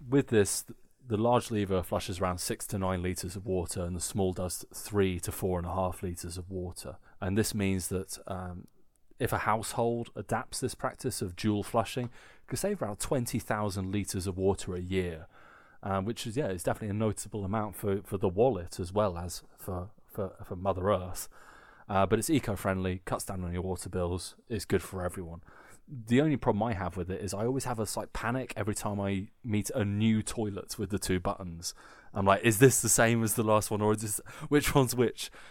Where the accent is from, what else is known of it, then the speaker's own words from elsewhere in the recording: England, United Kingdom; now in Germany; we're lucky as English people